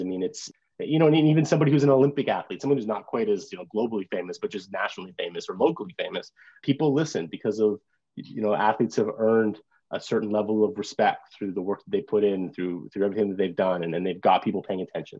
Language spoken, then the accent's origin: English; Brampton, Ontario, Canada; moved away as an adult; I grew up in Brampton, which is one of the most diverse hockey or diverse cities in, in Canada.